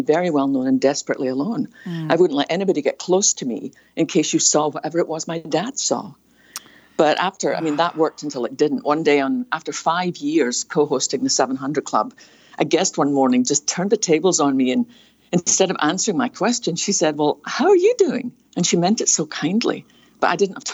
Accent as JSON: {"language": "English", "region": "Scotland", "country": "United Kingdom", "tie": "born or raised there", "moved": "yes", "lives_now": "United States", "said": "probably can tell by my accent, I was born in a little fishing town on the west coast of Scotland"}